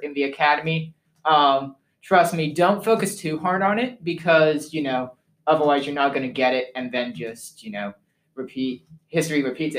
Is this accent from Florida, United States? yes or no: yes; West Palm Beach, Florida, United States; moved away; also born or lived in England (parents); I used to live in West Palm Beach, Florida, which is basically a few hours from Disney. So I practically say I was born and bred in Disney.